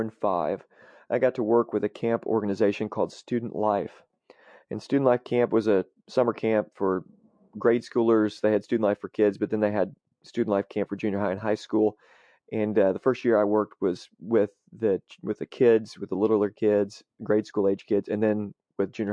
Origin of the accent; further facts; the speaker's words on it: Marion, United States; the town that I grew up in Marion